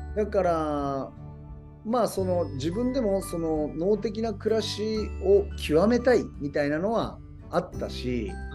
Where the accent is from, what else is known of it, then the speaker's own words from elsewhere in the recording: Hiroshima, Japan; moved away as an adult; 西日本自分の地元